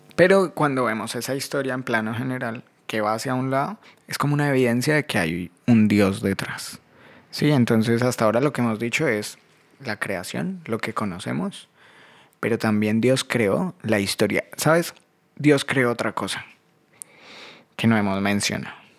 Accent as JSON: {"language": "Spanish", "country": "Colombia", "moved": "yes", "lives_now": "Buenos Aires, Argentina", "said": "yo soy más colombiano que el ajiaco"}